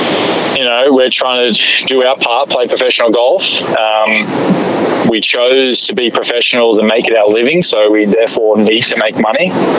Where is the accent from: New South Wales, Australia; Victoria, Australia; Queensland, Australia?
New South Wales, Australia; Shellharbour; moved away as an adult; now in Chicago, United States; I grew up in Shell Harbor, an hour and a half outside of Sydney, which is our main city near where I grew up. But both, you know, Sydney and where I grew up is on the beach. It's very laid back.